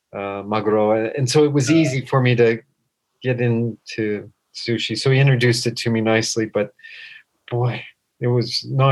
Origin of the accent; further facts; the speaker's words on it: Colorado, United States; also born or lived in Florida; now in Japan; growing up in Colorado and learning to eat sushi in Colorado